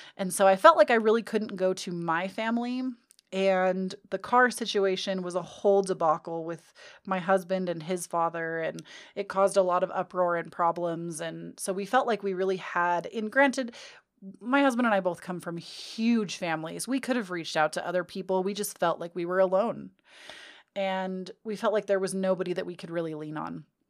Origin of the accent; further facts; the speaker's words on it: California, United States; I'm born and raised in California